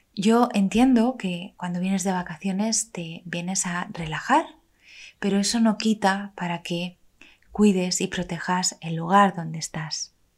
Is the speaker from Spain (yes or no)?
yes; Madrid, Community of Madrid, Spain; moved away as an adult; now in Levante, Spain; yo soy madrileña y me vine a vivir al Levante en España